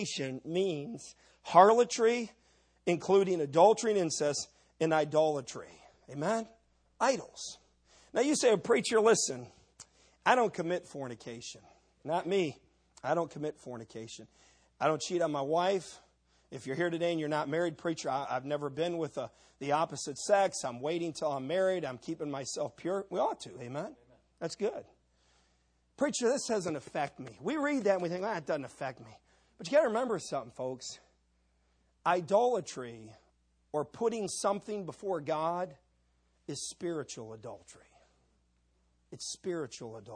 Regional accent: Cleveland, Ohio, United States; I was raised in Cleveland, Ohio

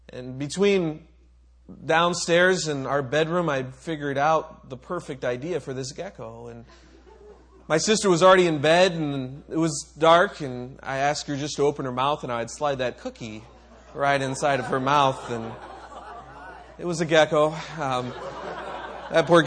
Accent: Micronesia; Another one, I grew up on in Micronesia

